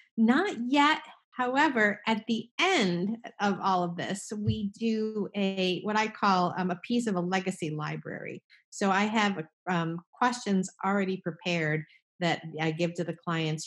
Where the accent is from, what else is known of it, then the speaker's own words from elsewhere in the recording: New Jersey, United States; I'm from New Jersey